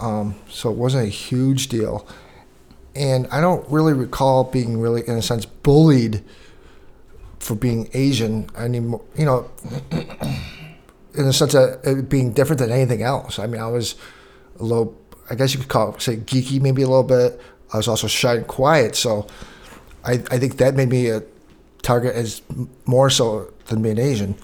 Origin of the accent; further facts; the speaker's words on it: Canada; growing up in Canada